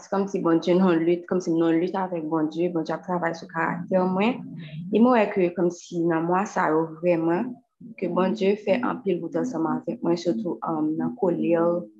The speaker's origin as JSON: {"language": "French", "country": "Haiti", "said": "parce que je viens d'Haïti"}